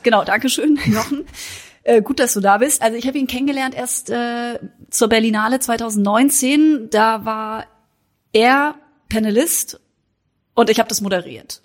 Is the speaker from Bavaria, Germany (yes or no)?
no; Baden-Württemberg, Germany; Ich komme aus Südbaden, da ist Frankreich näher als äh, der englische Sprachraum.